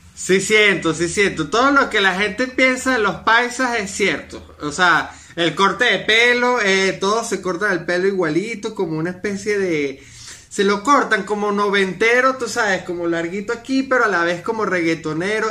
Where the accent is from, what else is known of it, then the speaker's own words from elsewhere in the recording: Venezuela; moved away as an adult; now in Medellín, Colombia; cuando me fui de Venezuela